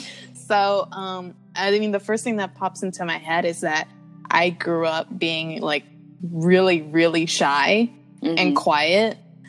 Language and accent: English; Silver Spring, Maryland, United States; moved away as an adult; now in Brooklyn, United States; I'm from Silver Spring, Maryland.